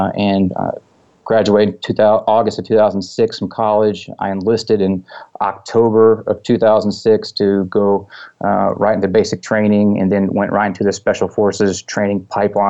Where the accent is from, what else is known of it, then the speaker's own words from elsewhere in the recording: Texas, United States; I grew up in Texas